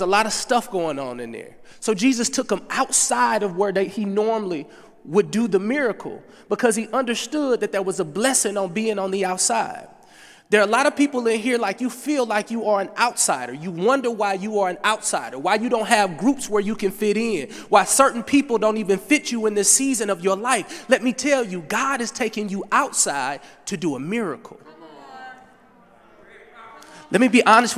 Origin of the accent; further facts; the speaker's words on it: Berkeley, Missouri, United States; I'm from St. Louis, Missouri, Berkeley to be exact. Median income, $17,000.